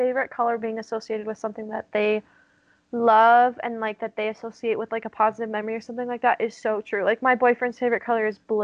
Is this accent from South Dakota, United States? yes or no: yes; Black Hills of South Dakota, United States; moved away; I grew up in the Black Hills of South Dakota.